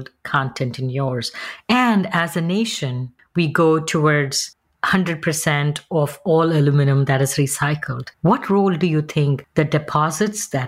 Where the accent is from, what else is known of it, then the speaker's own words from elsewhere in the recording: Mumbai, Maharashtra, India; moved away; I'm from Bombay, India